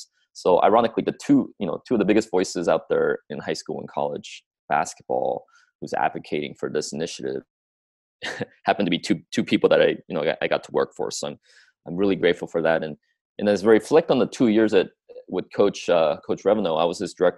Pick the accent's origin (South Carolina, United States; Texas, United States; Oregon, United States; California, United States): Oregon, United States; Springfield; growing up in Springfield, Oregon